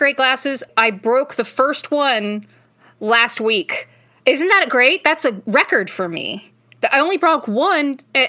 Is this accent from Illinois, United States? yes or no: yes; Chicago, Illinois, United States; I'm from Chicago, so, you know, I got the voice, you know.